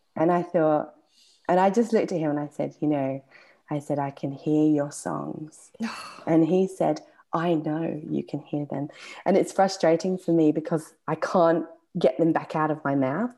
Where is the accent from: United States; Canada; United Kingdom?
United Kingdom; England; accent: English; my English accent